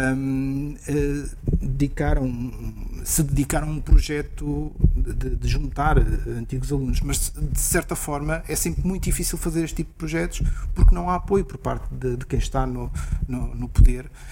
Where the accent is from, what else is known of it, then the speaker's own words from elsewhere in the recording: Gouveia / Seia, Centro, Portugal; pelo menos no sítio de onde eu sou, oh, oh, de onde eu venho, que é do outro lado da Serra, da, Gouveia de Ceia